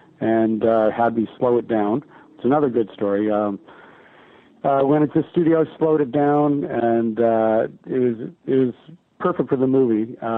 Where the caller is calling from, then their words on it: Toronto, Ontario, Canada; I'm calling from Toronto, Canada.